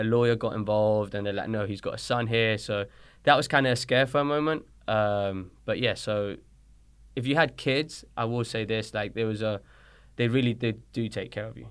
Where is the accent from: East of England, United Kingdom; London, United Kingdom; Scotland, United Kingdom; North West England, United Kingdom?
London, United Kingdom; accent: British; moved away as an adult; also born or lived in Colombia; now in Dayton, Tennessee, United States; I moved to London when I was six, seven years old